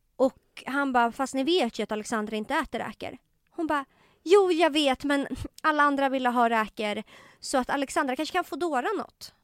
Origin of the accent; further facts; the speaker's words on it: Tumba, Stockholm County, Sweden; jag var uppväxt i Tumba